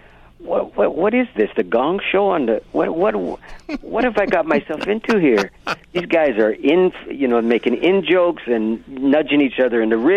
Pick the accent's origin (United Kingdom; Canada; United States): Canada; as a Canadian